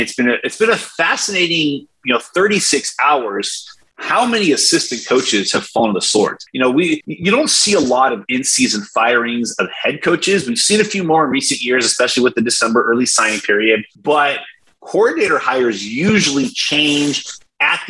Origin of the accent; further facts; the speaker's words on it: California, United States; I'm from California, Blair, maybe I'm a West Coast guy